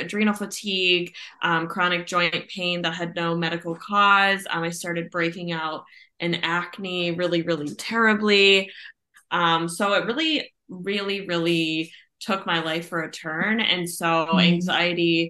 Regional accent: Ohio, United States; I am from Ohio.

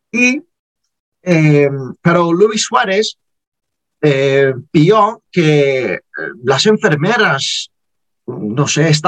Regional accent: Liverpool, North West England, United Kingdom; Spanish is a second language; soy de, soy de Liverpool. Sí, soy de Liverpool.

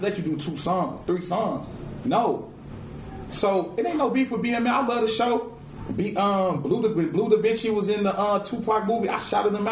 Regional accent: Chicago, Illinois, United States; my mama went to Western House, my daddy went to Crane. Nigga, all my family from my West.

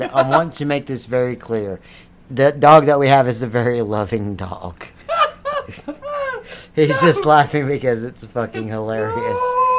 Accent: the South, United States; accent: southern; Don't make fun of my southern accent.

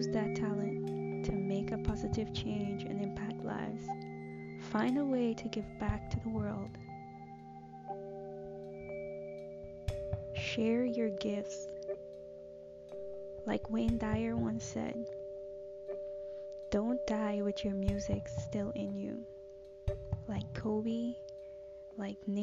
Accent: Agricola, Demerara-Mahaica, Guyana; I grew up in Guyana, which is located in South America. The neighborhood which I've lived most of my childhood and teenage years is called Agricola

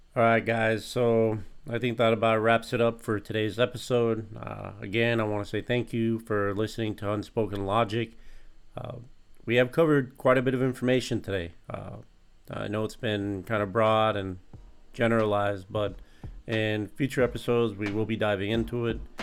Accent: United States; as an American citizen

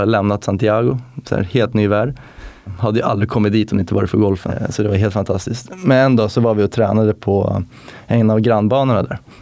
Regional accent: Viksjö, Stockholm County, Sweden; also born or lived in Florida, United States; jag är från eh, Viksjö Golfklubb, nordväst om Stockholm

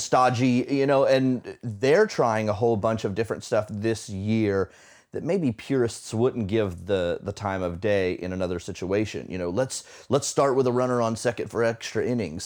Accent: Florida, United States; moved away; I grew up in Florida, which is true, 'cause we don't have seasons

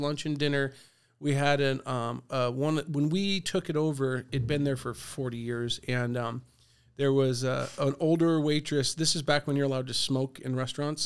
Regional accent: La Mesa, California, United States; I grew up in La Mesa. I went to La Mesa Dale, La Mesa Middle, and Helix

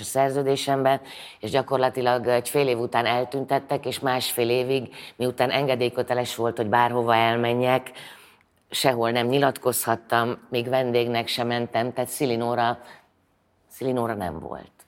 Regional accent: Szombathely, Vas, Hungary; moved away; szombathelyi vagyok

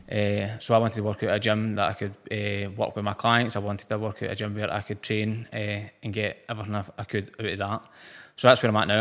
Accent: Motherwell, Scotland, United Kingdom; I'm from Motherwell.

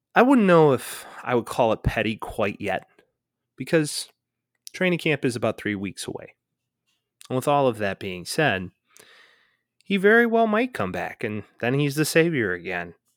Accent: Chicago, Illinois, United States; growing up in the Chicagoland area

